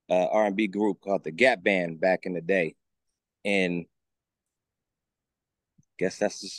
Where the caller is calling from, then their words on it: California, United States; I am in the Bay Area, California.